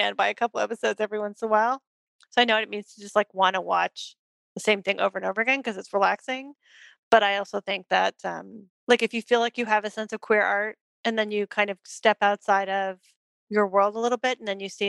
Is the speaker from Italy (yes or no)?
no; Toronto, Ontario, Canada; moved away as an adult; now in East Bay, United States; grew up in Toronto, so I grew up going to, like, you know, I got to see art that my friends were making